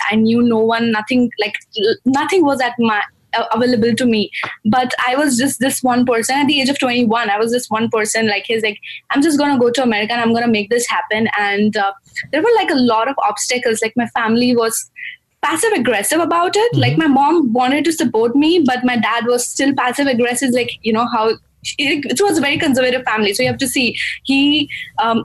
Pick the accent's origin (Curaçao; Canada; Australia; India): India; Gujarat; moved away as an adult; now in United States; I'm from Gujarat